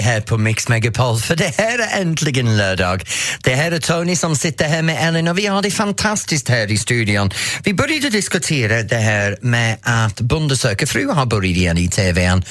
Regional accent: Norrtälje, Stockholm County, Sweden; born or raised there

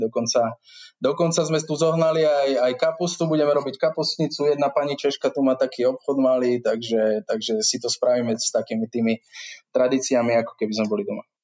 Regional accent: Lutila, Banská Bystrica Region, Slovakia; moved away as an adult; also born or lived in Žiar nad Hronom / Bratislava; now in Seychelles; Narodil som sa v Žiari nad Hronom, ale býval som zvyšok môjho života v takej malej dedinke pri Žiari, sa to volá Lutila

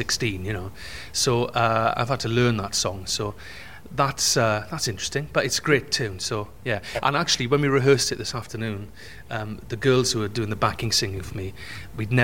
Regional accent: Wales, United Kingdom; first language English; now in London, United Kingdom; I'm Welsh, I live and work in London and all around the world, and to do what I want for a living, I had to leave my hometown, small town in Wales

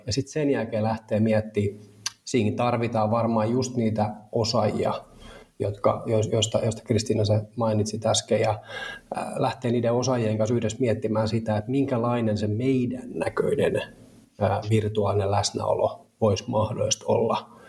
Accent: Turku, Southwest Finland, Finland; turkulainen neljän lapsen isä

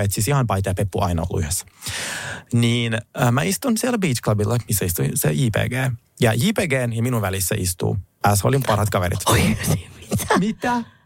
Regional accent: Finland; also born or lived in Russia; Olen kyllä kasvanut Suomessa

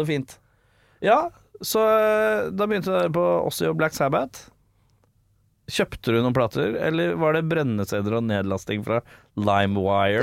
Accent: Oslo, Norway; Jeg som Lambertseter-gutt

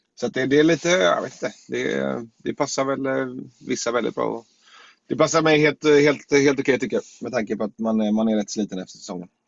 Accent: Gothenburg, Västra Götaland, Sweden; landa hemma i Göteborg igen

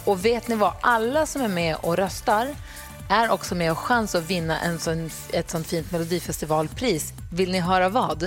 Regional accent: Luleå, Norrbotten County, Sweden; moved away as an adult; now in Stockholm, Sweden; jag är ju uppvuxen i Luleå

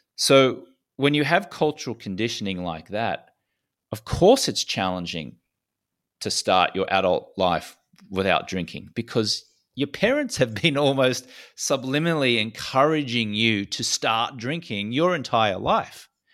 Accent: Australia; accent: Australian; I was a socially acceptable drinker growing up in Australia

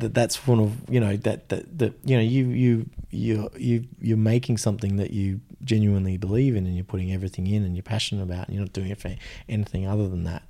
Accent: Australia; as an Australian male

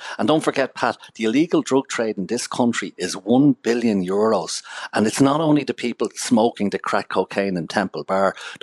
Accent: Ireland

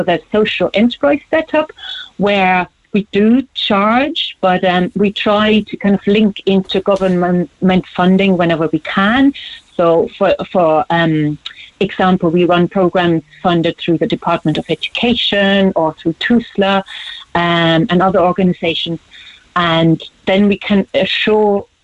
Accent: Germany; born or raised there; moved away as an adult; now in Ireland

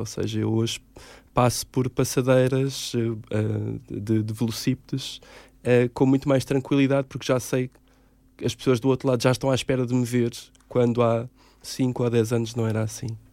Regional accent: Caldas da Rainha, Centro, Portugal; now in Lisbon, Portugal; Eu sou de Caldas da Rainha

